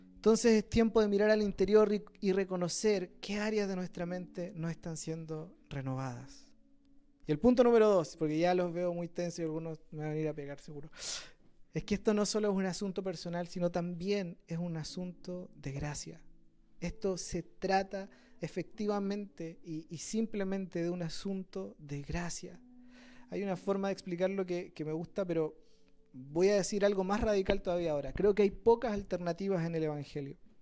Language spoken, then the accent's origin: Spanish; Quilpué, Valparaíso, Chile; yo soy de Quilpué también